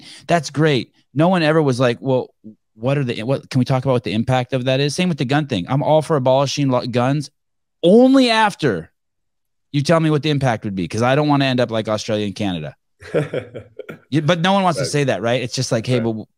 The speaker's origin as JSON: {"language": "English", "area": "Bay Area", "region": "California", "country": "United States", "tie": "born or raised there", "said": "I was born in the Bay Area, raised to be a good, compassionate, tree hugging liberal"}